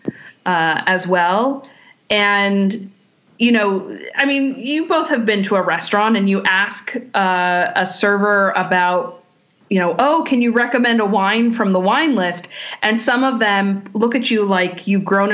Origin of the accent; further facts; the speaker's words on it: Contra Costa County, California, United States; moved away as an adult; also born or lived in New York; I'm from Contra Costa County. They actually found over 100-year-old Zinfandel vines less than a mile from my high school